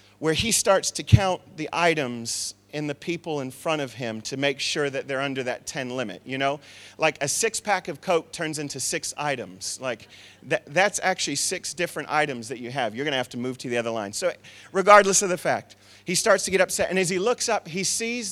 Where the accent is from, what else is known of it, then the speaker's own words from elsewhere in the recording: Tucson, Arizona, United States; I come from Tucson, Arizona, where there's a dry heat